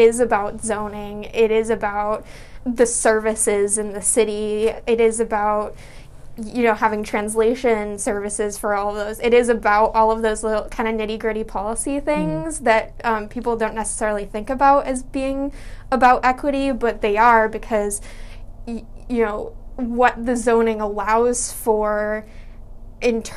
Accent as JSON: {"language": "English", "town": "Medford", "region": "Massachusetts", "country": "United States", "tie": "born or raised there", "said": "I grew up in West Medford"}